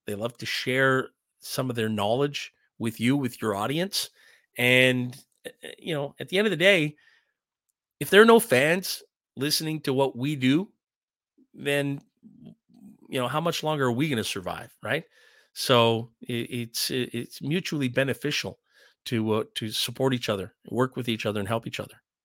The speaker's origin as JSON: {"language": "English", "town": "Ottawa", "region": "Ontario", "country": "Canada", "tie": "born or raised there", "said": "growing up in Ottawa"}